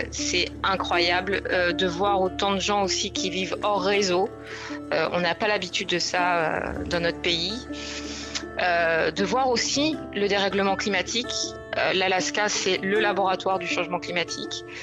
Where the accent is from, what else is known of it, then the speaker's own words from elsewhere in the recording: France; Euh, bon, elle est française, bien mieux, je suis française.